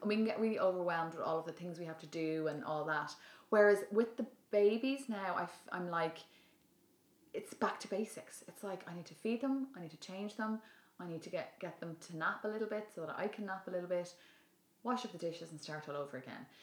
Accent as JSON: {"language": "English", "town": "Dublin", "region": "Leinster", "country": "Ireland", "said": "my original original background I'm from Dublin"}